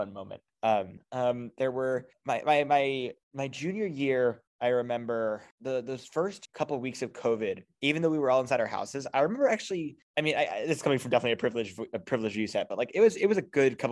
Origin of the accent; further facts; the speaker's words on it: New Jersey, United States; moved away as an adult; now in Boston, United States; I come from New Jersey